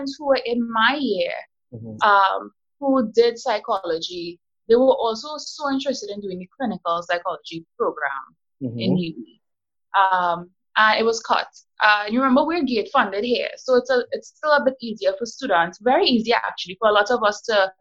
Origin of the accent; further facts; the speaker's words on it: South Trinidad, Trinidad & Tobago; I'm from South